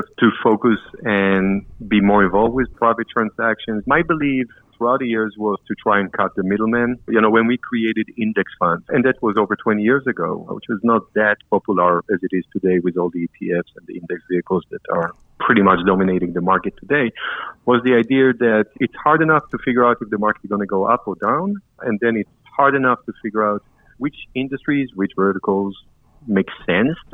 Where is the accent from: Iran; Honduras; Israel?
Israel; moved away as an adult; now in New York, United States; Israeli, started my training in the Israeli capital market